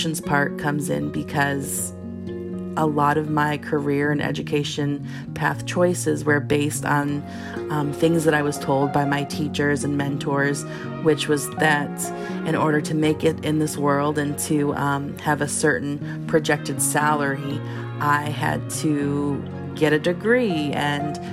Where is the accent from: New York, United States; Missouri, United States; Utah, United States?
Missouri, United States; St. Louis; I'm from St. Louis, Missouri.